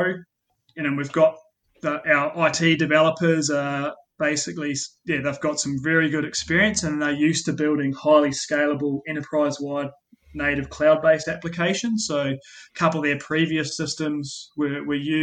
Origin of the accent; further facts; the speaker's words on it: New Zealand; now in Australia; you may have picked up my accent, and I was born in New Zealand